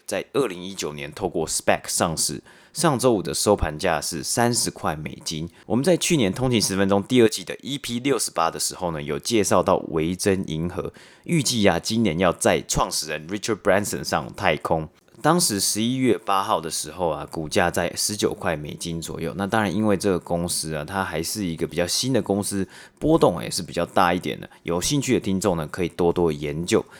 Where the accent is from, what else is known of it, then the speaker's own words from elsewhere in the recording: Taiwan; moved away; 我爸妈从台湾寄的包裹过来